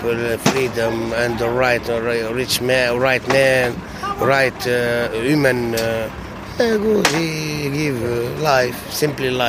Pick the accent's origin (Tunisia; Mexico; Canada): Tunisia; English is a second language; moved away as an adult; now in Belgium; From Tunisia. From Tunisia.